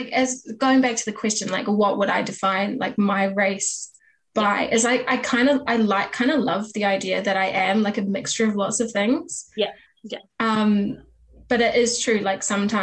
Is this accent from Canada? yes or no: no; New Zealand; I am half Chinese, half English, but born and bred in New Zealand, lived here my whole life